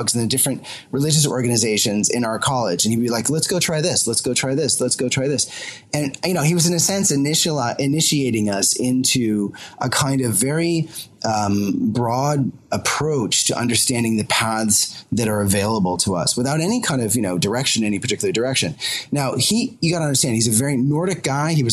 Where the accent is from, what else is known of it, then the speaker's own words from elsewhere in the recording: Concord, Massachusetts, United States; now in London, United Kingdom; I'm originally an American. I originally grew up in Concord, Massachusetts, not far from Walden Pond